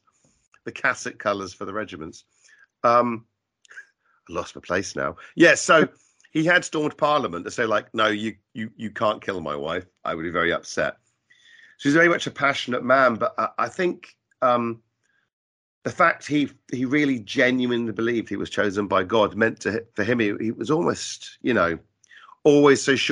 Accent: Colchester, East of England, United Kingdom; moved away as an adult; now in London, United Kingdom; I'm from Colchester

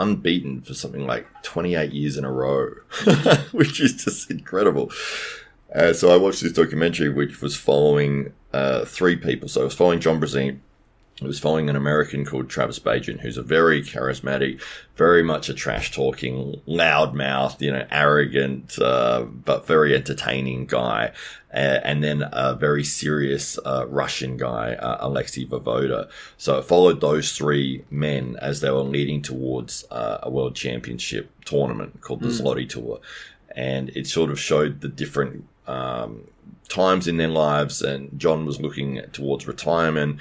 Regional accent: Adelaide, South Australia, Australia; From Adelaide

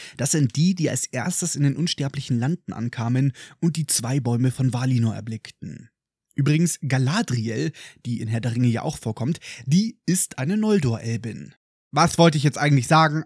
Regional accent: Germany; Bei uns in Deutschland

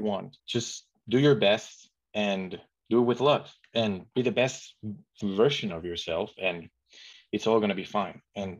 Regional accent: Mexico; But even growing up, I still felt pretty unsafe going outside my house

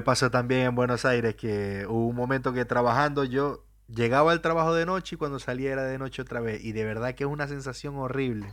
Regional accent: Venezuela; first language Spanish; moved away; yo salí de Venezuela en un principio también

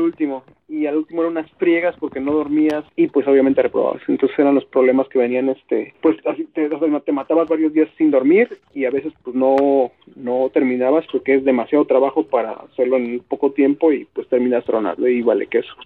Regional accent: Mexico; como güey mexicano

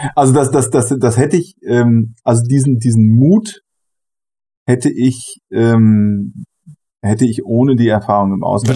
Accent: Germany; also born or lived in Brazil / Honduras; weil ich von hier komme und weil ich hier zu Hause bin

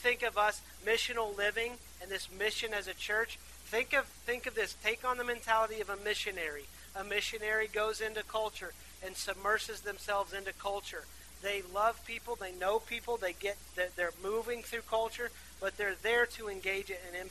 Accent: Athens, West Virginia, United States; I grew up in Athens. It's a beautiful place. It's a small town in West Virginia

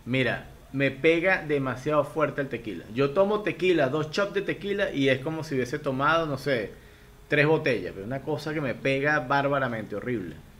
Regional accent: Venezuela; moved away as an adult; now in Ecuador; yo soy venezolano, pero actualmente vivo en Ecuador

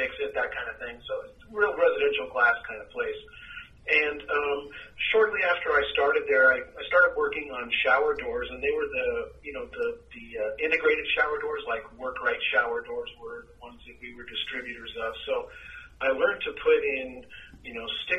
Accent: Orange County, Southern California, United States; also born or lived in Torrance, California / Fountain Valley, California / San Juan Capistrano, California / Dana Point, California; I'm a native Southern Californian, and I grew up primarily in Orange County

